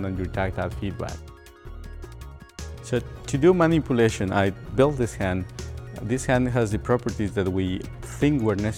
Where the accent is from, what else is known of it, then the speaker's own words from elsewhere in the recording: Ecuador; moved away as an adult; I grew up in Ecuador